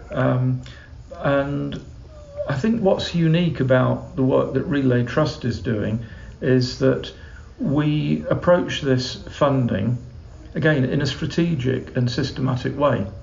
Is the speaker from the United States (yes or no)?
no; England, United Kingdom; as an Englishman